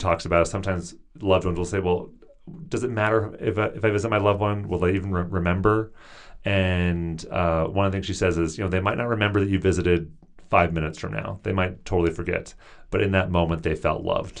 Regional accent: Seattle, Washington, United States; moved away as an adult; also born or lived in Tucson, Arizona; I'm from the Seattle area, and all my siblings lived nearby my parents

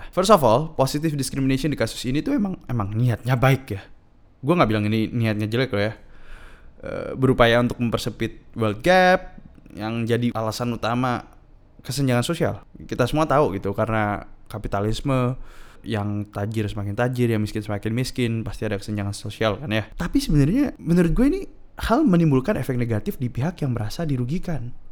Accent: Indonesia; gue born and raised di Indonesia bisa bahasa Madura bahasa Jawa bahasa Indonesia hafal lagu kebangsaan dan Pancasila

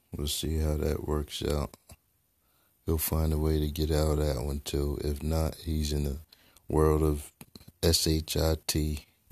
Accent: United States; as American people

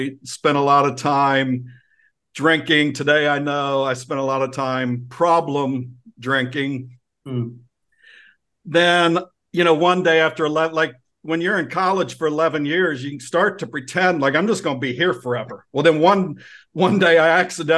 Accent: Ohio, United States; now in Virginia, United States; I grew up in Ohio

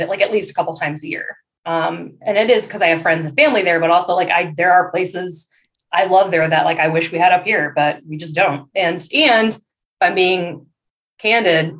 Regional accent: Michigan, United States; moved away as an adult; also born or lived in New York City / Dallas, Texas; now in Chicago area, United States; someone who was born and raised in Michigan

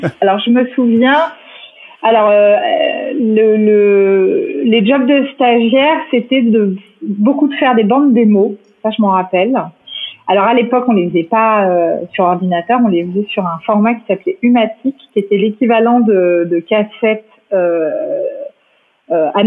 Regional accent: Paris, Île-de-France, France; moi j'ai grandi à Paris, euh, j'ai eu euh, euh, une scolarité assez normale, bourgeoise, rive gauche, montaigne

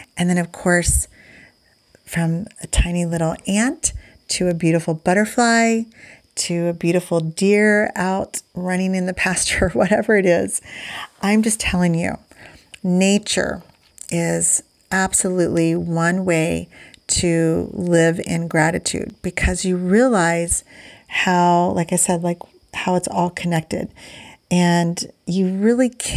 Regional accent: Indiana, United States; I'm from Indiana

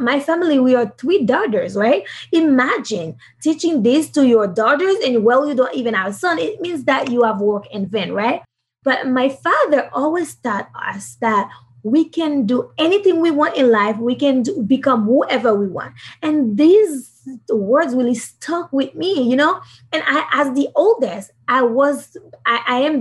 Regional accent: Haiti; I'm from Haiti.

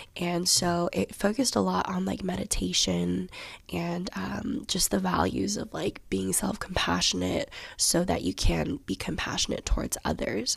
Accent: Johns Creek, Georgia, United States; also born or lived in Alpharetta, Georgia; I grew up in Johns Creek, Georgia

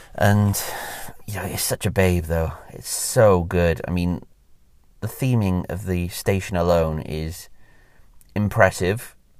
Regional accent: Welsh, Wales, United Kingdom; moved away; I used to live in Wales. I mean, I'm, I'm Welsh

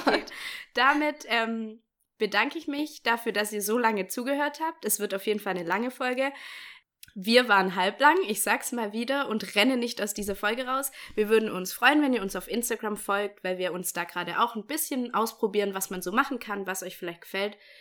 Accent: Bavaria, Germany; moved away; ich komme aus Bayern

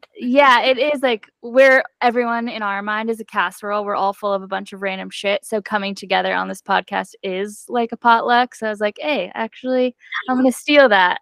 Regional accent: New Mexico, United States; moved away; I'm from New Mexico originally

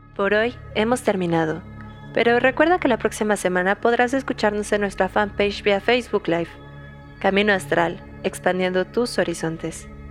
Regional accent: Mexico; also born or lived in Algeria; yo sí soy como buena bruja mexicana

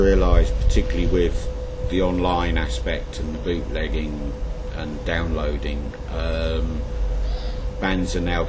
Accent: London, United Kingdom; now in Ipswich, United Kingdom

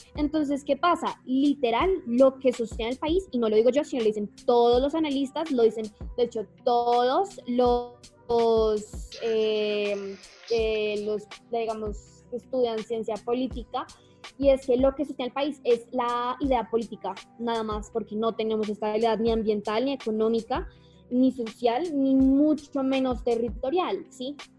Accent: Colombia; somos como colombianos

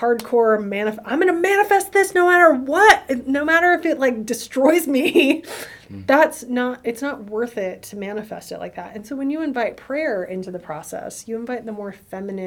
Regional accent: the South, United States; I'm from the South

